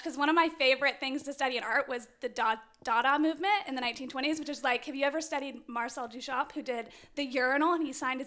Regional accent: Georgia, United States; I'm from Georgia.

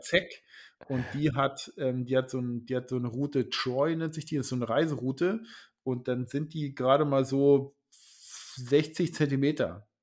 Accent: Lusatia, Germany; now in Schleswig-Holstein, Germany; ich komme ja ursprünglich aus der Lausitz

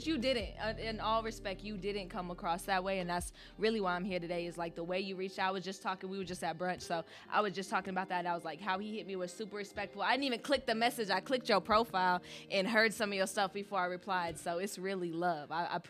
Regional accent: Las Vegas, Nevada, United States; born and raised Vegas style.

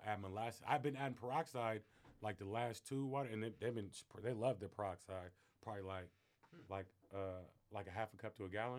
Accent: Fairfield, California, United States; now in Arizona, United States; I'm from California, I'm from the Bay Area, though.

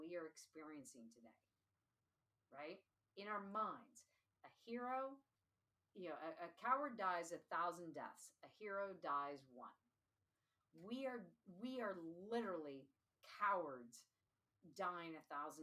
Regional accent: Seattle, Washington, United States; now in Pittsburgh, United States; So I grew up in Seattle.

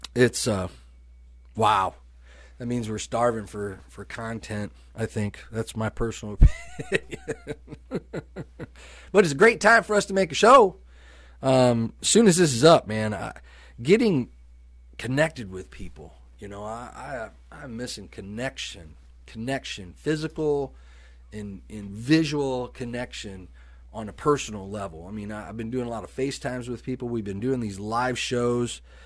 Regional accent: Sterling, Illinois, United States; moved away; Sterling, my hometown

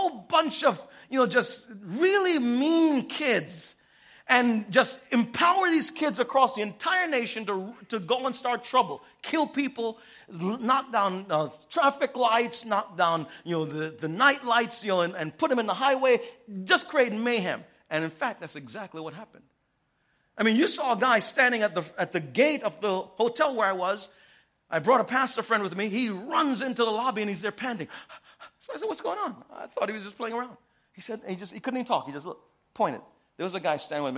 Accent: New York City, New York, United States; I grew up in New York City.

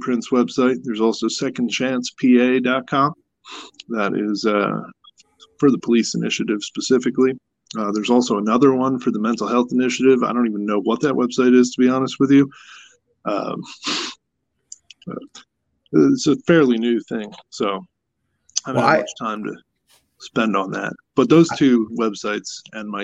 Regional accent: Pennsylvania, United States; we're from Pennsylvania

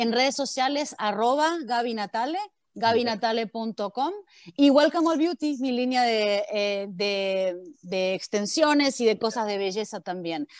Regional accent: Argentina; moved away as an adult; now in United States; Yo viví hasta los 23 años en Argentina, donde yo era una argentina más. Y de repente me tomé un avión y llegué a Estados Unidos

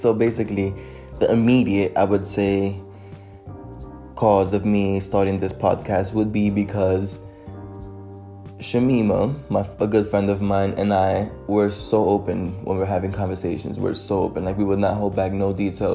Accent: New York City, New York, United States; English is a second language; moved away as an adult; also born or lived in Dominican Republic; now in London, United Kingdom; I am a bilingual 19-year-old who was born and raised in Harlem in New York City.

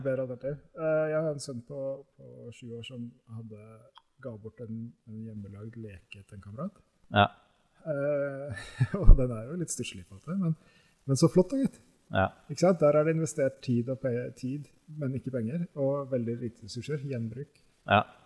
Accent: Norway; som nordmenn i dag

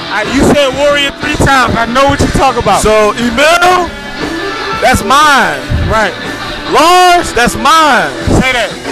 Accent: Lagos, Nigeria; now in Philadelphia, United States; like I'm a I'm a Philly man, blood in, blood out. I'm originally from Lagos, Nigeria.

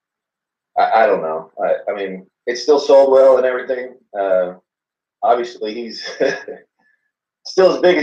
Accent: Sugar Land, Texas, United States; I'm from Texas. The city is Sugar Land, about 20 minutes outside of Houston

